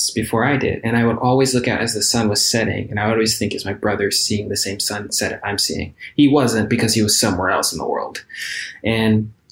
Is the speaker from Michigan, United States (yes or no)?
yes; Detroit, Michigan, United States; moved away; also born or lived in Hawaii; growing up in Detroit